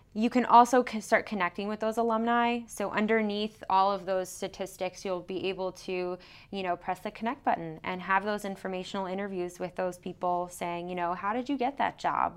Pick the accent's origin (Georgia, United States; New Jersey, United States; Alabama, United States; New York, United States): New York, United States; New York City; moved away as an adult; I'm originally from New York City, Long Island area